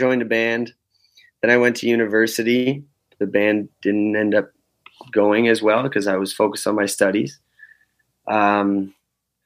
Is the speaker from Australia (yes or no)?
no; Fall River, Nova Scotia, Canada; moved away as an adult; now in Restigouche County, Canada; But I grew up in Fall River, Nova Scotia. I was born and raised down there